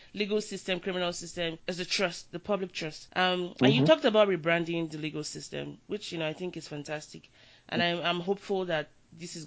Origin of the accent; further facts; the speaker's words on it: Nigeria; as a Nigerian